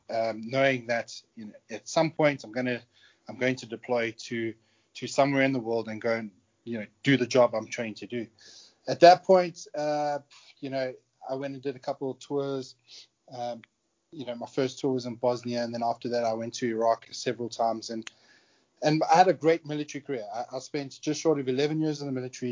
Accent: South Africa; accent: South African; moved away; also born or lived in United Kingdom; I'm a South African born British national. When I was around 20 years old, I decided to join the military in the UK

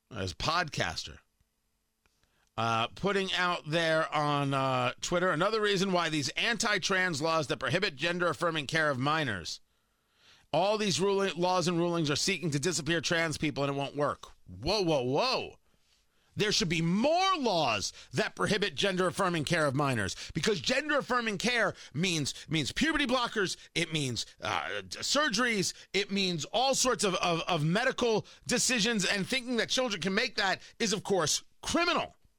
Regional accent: Middletown, New Jersey, United States; I grew up in Jersey, right? I grew up in Middletown

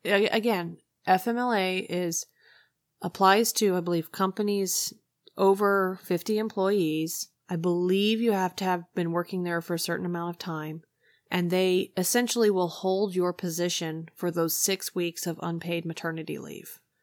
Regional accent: United States; as an American

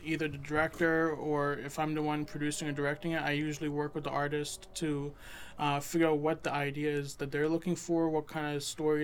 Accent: Derry, New Hampshire, United States; also born or lived in Massachusetts; I was born in Massachusetts, grew up in Derry.

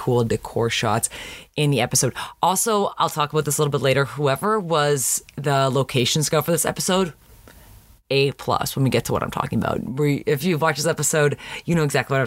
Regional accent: Canada; now in United States; growing up in Canada

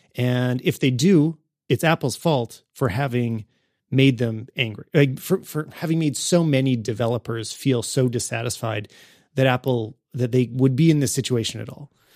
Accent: Canada; as a Canadian

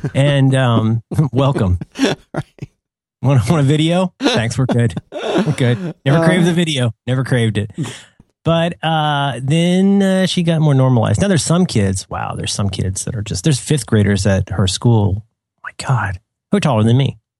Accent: Cincinnati, Ohio, United States; when I was a kid, so I grew up in Cincinnati, which has a, I don't know what it's called now, but it used to be called Kings Island.

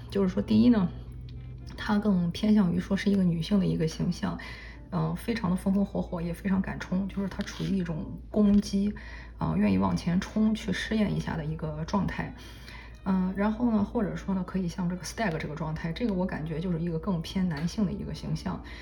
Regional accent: China; 我们中国人来说，春节也快要到了

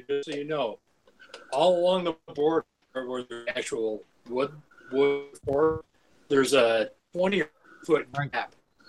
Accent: Minnesota, United States; I'm from Minnesota

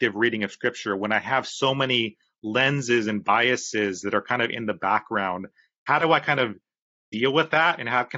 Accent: California, United States; especially like growing up in Orange County, California in the 1990s with specific types of churches.

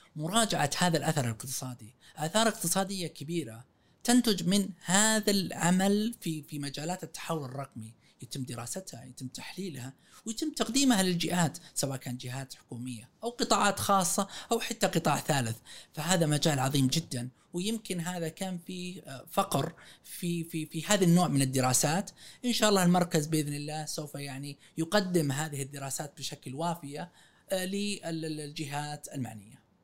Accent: Saudi Arabia; احنا سعوديين

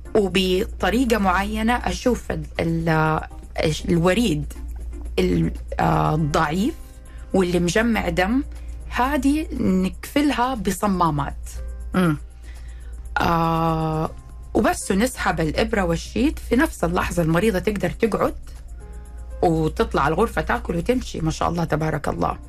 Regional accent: Saudi Arabia; أنا طبيبة سعودية، تخرجت من جامعة الملك عبد العزيز

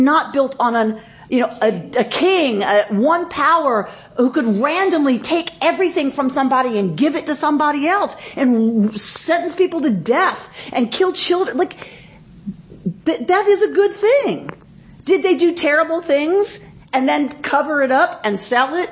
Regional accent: United States; I'm still an American and I'm still a patriot

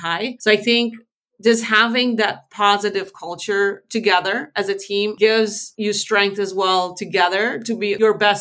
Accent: Aruba; moved away as an adult; now in Netherlands; I was born in the Netherlands and I moved to Aruba when I was 5. So I wasn't raised here

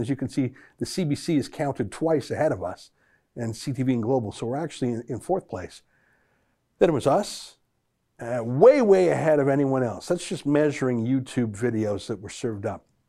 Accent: Canada

